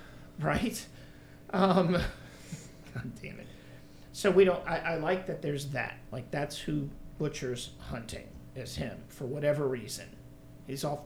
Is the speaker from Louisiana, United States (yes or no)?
yes; New Orleans, Louisiana, United States; I'm New Orleans